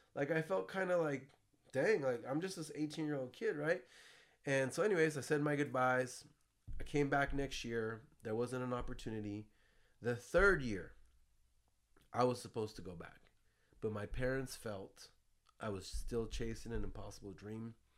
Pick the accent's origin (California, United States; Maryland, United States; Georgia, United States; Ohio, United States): California, United States; San Jose; also born or lived in Florida; I grew up here in San Jose, California, Bay Area, Silicon Valley